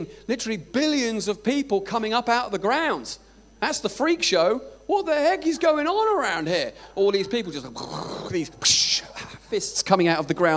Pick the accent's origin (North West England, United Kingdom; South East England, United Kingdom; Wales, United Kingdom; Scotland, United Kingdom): Scotland, United Kingdom; I'm from Scotland